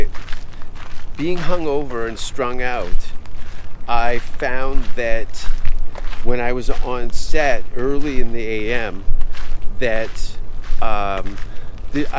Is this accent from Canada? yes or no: yes; Hamilton, Ontario, Canada; moved away as an adult; now in United States; I grew up in an Italian neighborhood in just outside of my hometown of Hamilton for a few years